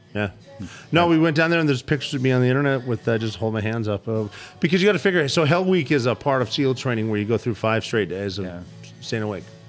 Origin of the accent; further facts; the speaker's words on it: Butte, Montana, United States; moved away; I'm from Butte, Montana.